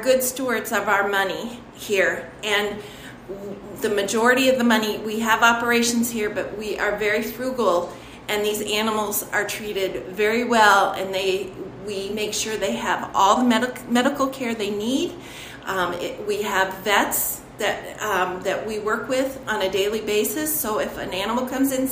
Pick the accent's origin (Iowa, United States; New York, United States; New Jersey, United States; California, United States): Iowa, United States; Iowa City; now in Washington, United States; I'm from Iowa City, so we had the paper doll, but there was also the Victor dances and the Casey Hall dances.